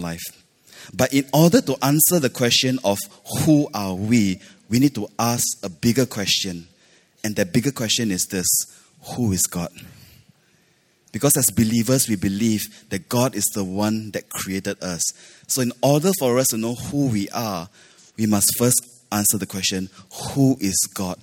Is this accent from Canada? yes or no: no; Malaysia; now in Singapore; I grew up in Malaysia